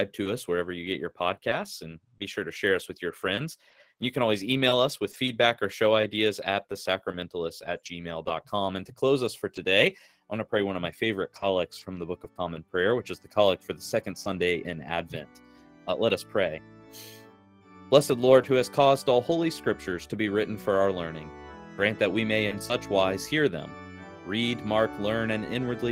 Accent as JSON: {"language": "English", "town": "Raleigh", "region": "North Carolina", "country": "United States", "tie": "born or raised there", "moved": "yes", "said": "I grew up in Raleigh"}